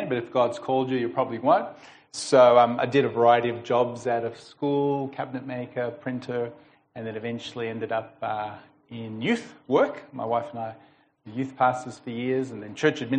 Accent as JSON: {"language": "English", "country": "United States", "tie": "born or raised there", "moved": "yes", "lives_now": "Melbourne, Australia", "said": "I was born in Melbourne, grew up in America, spent about 10 years over there"}